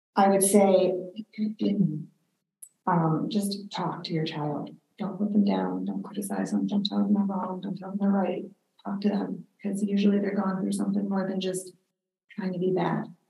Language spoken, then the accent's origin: English; Pittsburgh, Pennsylvania, United States; I grew up in, a, uh, well, outside of the city of Pittsburgh